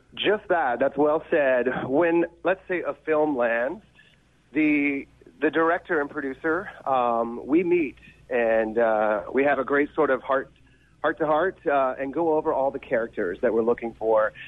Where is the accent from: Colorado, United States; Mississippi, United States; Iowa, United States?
Mississippi, United States; I'm originally from Mississippi